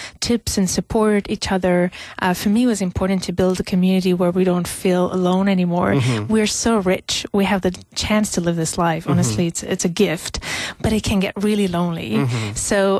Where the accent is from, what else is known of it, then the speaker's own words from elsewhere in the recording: Algeria; moved away; I come from Algeria originally